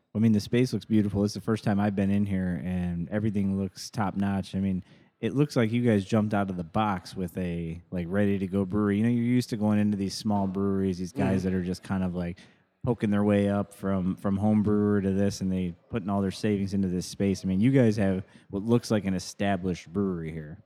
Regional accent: Joliet, Illinois, United States; moved away; my hometown, uh, downtown Joliet

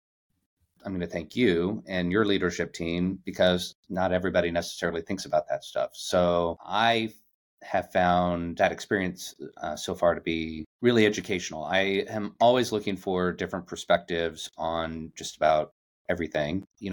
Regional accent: Yuma, Arizona, United States; I grew up in Yuma, Arizona, which is a very small town on the border of Arizona, California, and Mexico. And it's a military town

